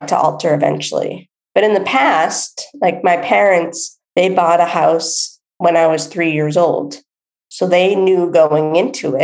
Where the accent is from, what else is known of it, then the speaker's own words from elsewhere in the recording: East Coast of the United States, United States; moved away as an adult; I grew up on the East Coast of the United States, and I had moved to the West Coast.